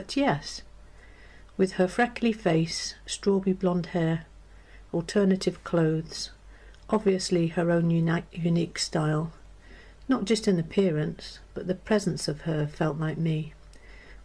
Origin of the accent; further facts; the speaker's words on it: North Wales, United Kingdom; now in Hampshire, United Kingdom; I'm from North Wales, but now I live in Hampshire.